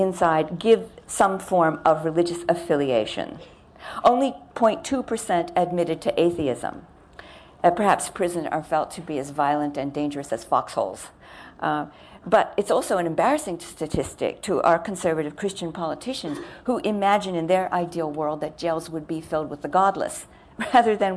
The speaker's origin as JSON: {"language": "English", "country": "United States", "said": "I'm American."}